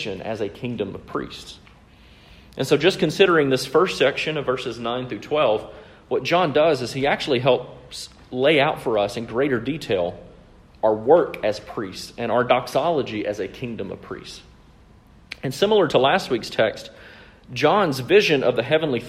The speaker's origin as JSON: {"language": "English", "region": "Mississippi", "country": "United States", "tie": "born or raised there", "said": "I grew up in Mississippi"}